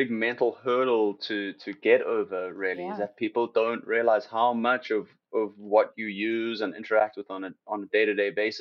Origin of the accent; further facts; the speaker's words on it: Cape Town, Western Cape, South Africa; moved away; I'm from South Africa, you know, I'm from Cape Town